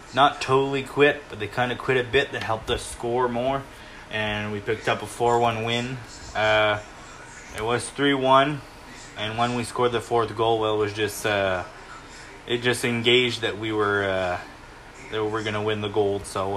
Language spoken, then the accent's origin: English; Canada; I'm Canadian